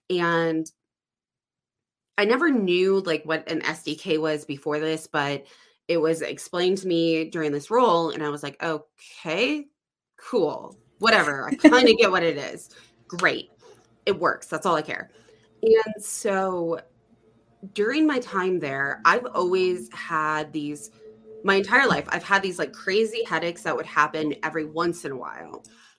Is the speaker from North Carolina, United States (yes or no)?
no; Phoenix, Arizona, United States; from Phoenix. So I went back to the warmness, went back to Phoenix